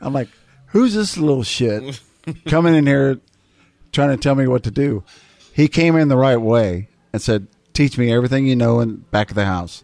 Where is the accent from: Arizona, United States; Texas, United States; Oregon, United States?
Texas, United States; South; also born or lived in Austin, Texas; I grew up in South Texas